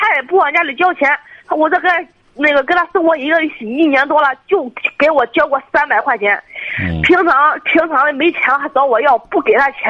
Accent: Liaocheng, Shandong, China; 我是山东聊城的。

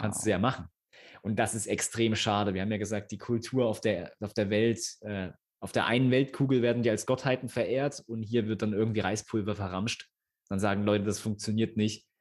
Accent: Thuringia, Germany; wir kommen aus Thüringen, wirklich mitten auf dem Dorf

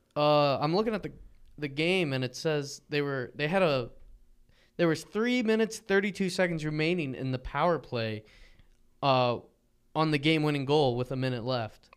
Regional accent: near Arcadia / Hatfield area, Pennsylvania, United States; over near m, my hometown.

